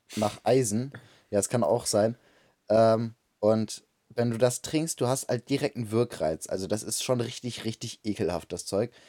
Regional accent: Bremen, Germany; ich bin auch in Bremen geboren

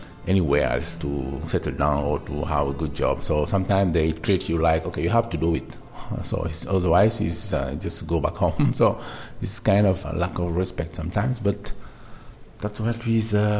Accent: Dakar, Senegal; moved away as an adult; now in Norway; I'm from Senegal, originally Dakar. I have been living in Norway for like 5 years

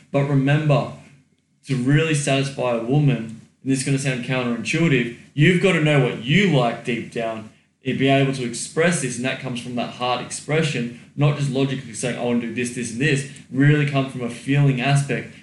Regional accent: Australia; I am Australian, mate

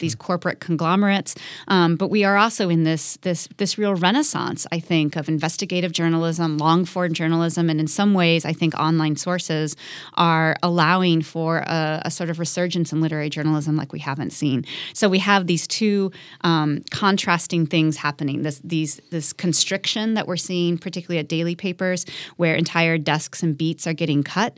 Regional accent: Midwest, United States; moved away; I grew up in the Midwest

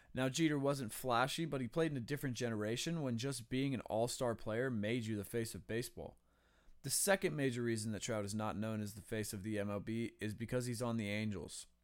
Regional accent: Las Vegas, Nevada, United States; where I'm from, I'm from Vegas

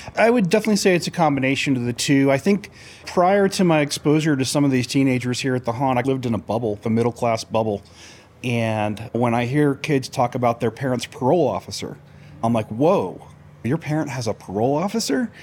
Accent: Florida, United States; now in Idaho Falls, United States; I grew up in Florida

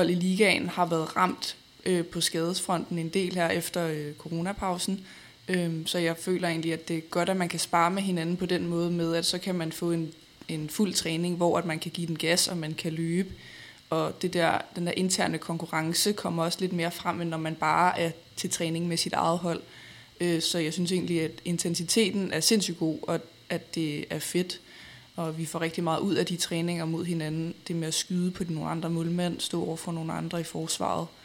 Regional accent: Frederiksberg, Capital Region of Denmark, Denmark; jeg er jo selv fra Frederiksberg

